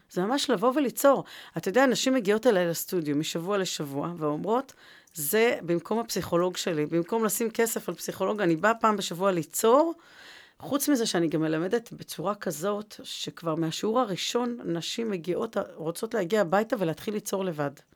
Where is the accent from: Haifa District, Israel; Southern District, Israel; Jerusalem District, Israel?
Jerusalem District, Israel; Jerusalem; moved away as an adult; now in Rishon LeZion, Israel; אני ירושלמית